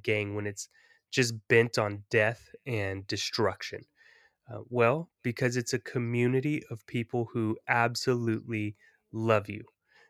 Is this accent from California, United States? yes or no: yes; California, United States; So, you know, for me, growing up in the Bay Area, in a time when gang culture was highly prevalent